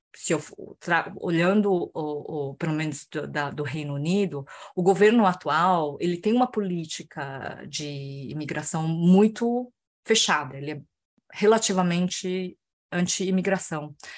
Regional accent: Brazil; moved away as an adult; eu vivia como brasileira no Brasil

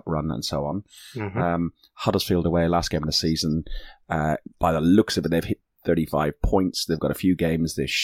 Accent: Ireland; I'm Irish.

